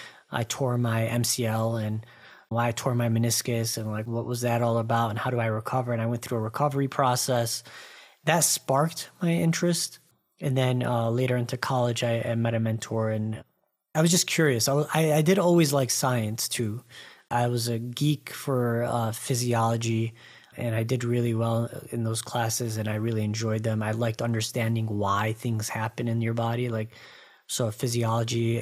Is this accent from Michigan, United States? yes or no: yes; Dearborn, Michigan, United States; moved away; I grew up in Metro Detroit, just outside. It's a suburb called Dearborn, where all of the Arabs are.